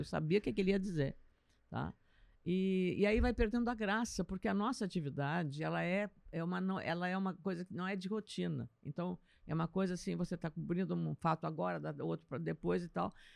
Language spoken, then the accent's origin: Portuguese; Lagoa Vermelha, Rio Grande do Sul, Brazil; moved away; Lagoa Vermelha, minha terra, né? sou de Lagoa Vermelha, é, região nordeste do estado